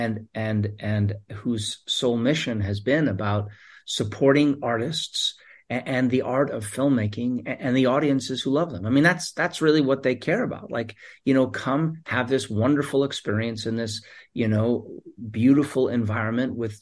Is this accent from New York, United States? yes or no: yes; New York City, New York, United States; a New Yorker who grew up here